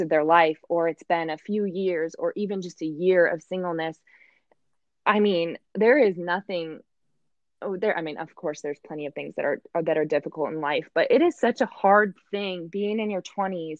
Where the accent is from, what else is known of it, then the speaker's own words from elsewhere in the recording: Michigan, United States; moved away as an adult; also born or lived in Kentucky; now in Indianapolis, United States; originally I'm from Michigan, so I really just am your textbook Midwest girl, um, born and raised here